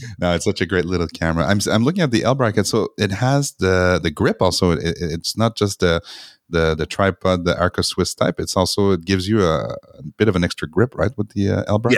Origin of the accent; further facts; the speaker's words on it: Montreal, Quebec, Canada; moved away; I went back to Montreal, which is my hometown